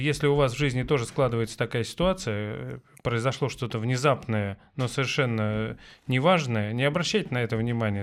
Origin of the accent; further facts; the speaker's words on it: Tver, Tver Oblast, Russia; moved away; я из Твери